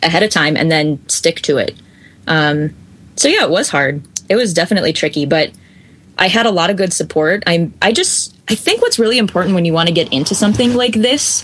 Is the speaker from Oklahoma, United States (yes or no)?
no; Chicago, Illinois, United States; now in Minneapolis, United States; I'm actually from Chicago originally